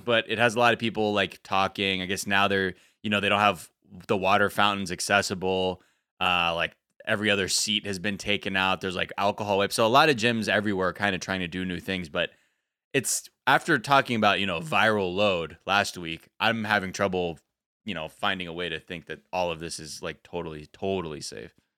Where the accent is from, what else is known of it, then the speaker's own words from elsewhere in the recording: United States; me being American, half American, I go there, I hug my relative